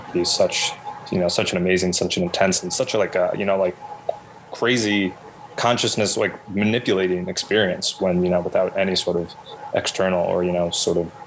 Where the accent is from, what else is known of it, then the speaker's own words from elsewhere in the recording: Garden City, New York, United States; now in Brooklyn, United States; a listless teenager growing up in Garden City